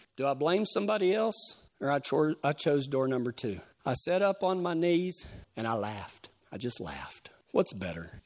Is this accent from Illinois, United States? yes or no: no; Texas, United States; I'm from Texas.